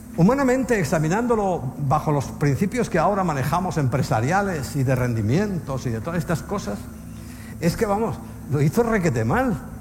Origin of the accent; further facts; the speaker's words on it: Spain; como español